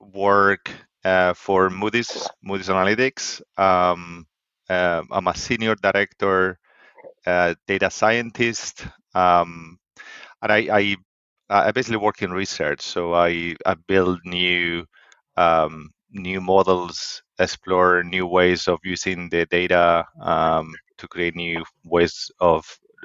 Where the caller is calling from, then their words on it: Stirling, Scotland, United Kingdom; I'm calling from Scotland, actually. Stirling in Scotland. So it's a small city a bit in between Glasgow and Edinburgh.